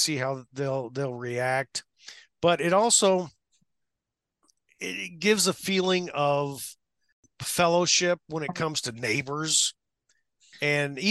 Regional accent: Orrick, Missouri, United States; I grew up in the Midwest. I still live in the Midwest. I say ope

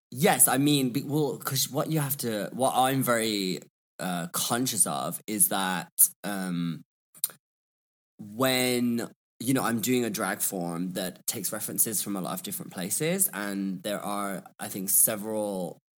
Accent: Birmingham, West Midlands, United Kingdom; also born or lived in London; I am from Birmingham or Birmingham as we call it. Um, and I just feel like my accent kind of evolved when I was, I studied in London.

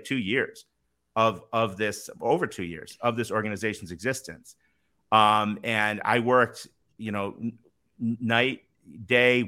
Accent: Northeast, United States; moved away; I'm from the Northeast originally

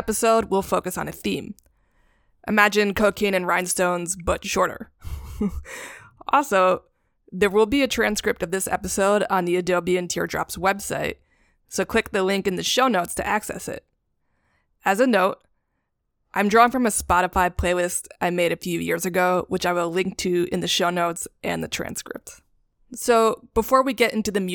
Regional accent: New York City, New York, United States; born and raised in New York City

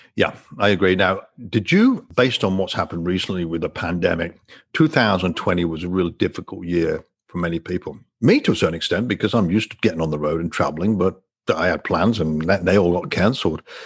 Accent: England, United Kingdom; now in Destin, United States; I'm, I'm from England originally, but live in the US now

